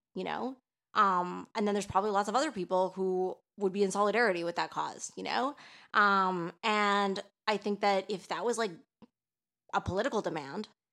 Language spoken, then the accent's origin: English; Toronto, Ontario, Canada; now in Quebec, Canada; I'm from Toronto, and Toronto is, like, a really fucking multicultural city.